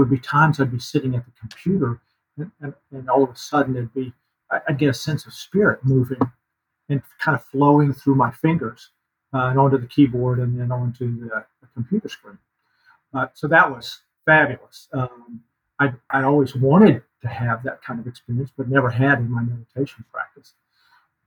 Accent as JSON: {"language": "English", "region": "North Carolina", "country": "United States", "tie": "born or raised there", "also_born_or_lived": "San Francisco, California", "moved": "as an adult", "said": "I grew up in North Carolina."}